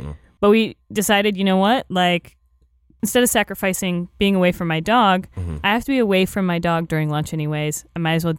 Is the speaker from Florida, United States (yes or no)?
yes; Florida, United States; now in Los Angeles, United States; I'm from Florida.